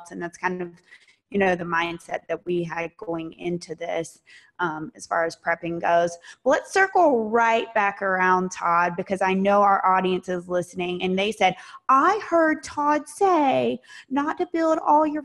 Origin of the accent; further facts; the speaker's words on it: Florida, United States; I'm a Floridian. I was born and raised in Florida.